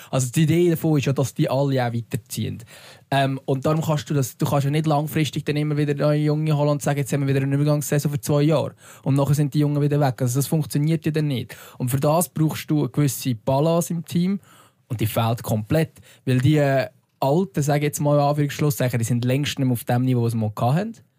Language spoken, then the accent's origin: German; Lucerne, Switzerland; als Luzerner